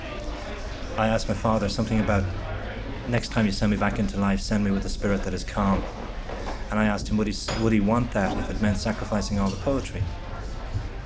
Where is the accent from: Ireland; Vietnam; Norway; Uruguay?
Ireland; Dún Laoghaire, Leinster; We're both from Dunleary